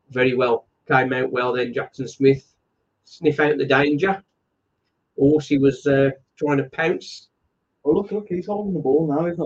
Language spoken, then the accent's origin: English; Worthing, South East England, United Kingdom; I'm from Worthing, about 30 minutes from Crawley.